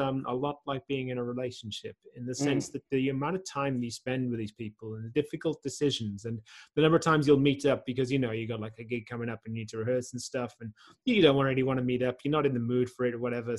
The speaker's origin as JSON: {"language": "English", "region": "South Wales", "country": "United Kingdom", "tie": "born or raised there", "also_born_or_lived": "London / Australia", "moved": "as an adult", "lives_now": "Netherlands", "said": "I grew up in South Wales, and then I lived in London for a while."}